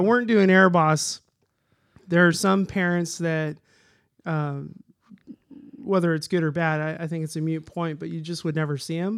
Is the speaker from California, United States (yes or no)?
yes; Lodi, California, United States; also born or lived in Modesto; now in Woodland, United States; I grew up in Lodi